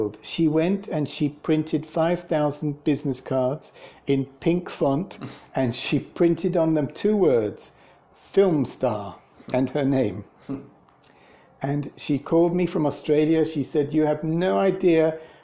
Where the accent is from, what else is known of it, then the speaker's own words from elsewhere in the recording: England, United Kingdom; moved away; I'm from England